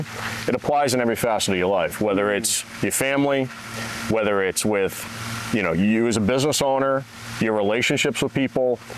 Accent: New Hampshire, United States; I'm from New Hampshire

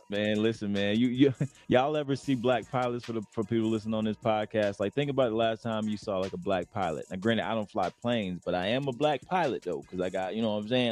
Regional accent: Lakeland, Florida, United States; moved away as an adult; also born or lived in Arizona; now in Denver, United States; I grew up in Lakeland, Florida

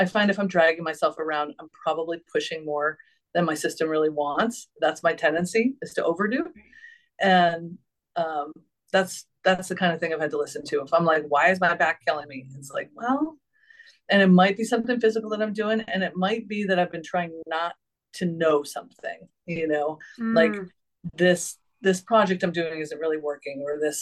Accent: New England, United States; I was raised in New England

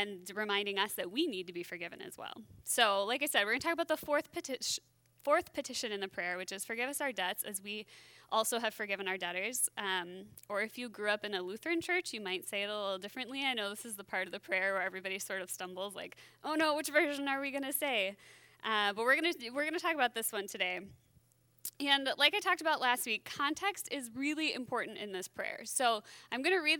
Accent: Wisconsin, United States; now in Minnesota, United States; I grew up in Wisconsin

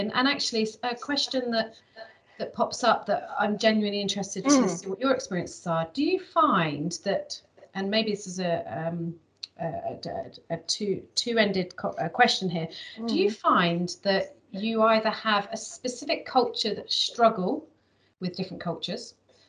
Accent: United Kingdom; I'm very direct as a British person

